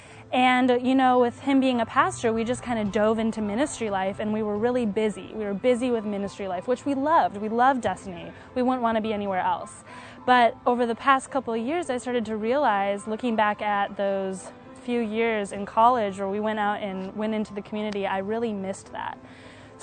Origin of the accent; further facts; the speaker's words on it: Wisconsin, United States; moved away as an adult; also born or lived in Virginia; I'm from Wisconsin. I didn't know anybody in Virginia